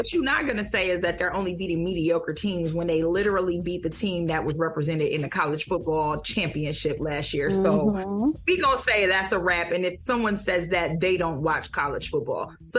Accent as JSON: {"language": "English", "town": "Detroit", "region": "Michigan", "country": "United States", "said": "I'm from the D"}